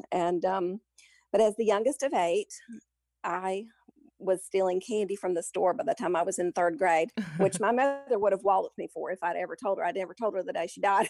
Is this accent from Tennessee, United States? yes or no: yes; Memphis, Tennessee, United States; moved away as an adult; I grew up in Memphis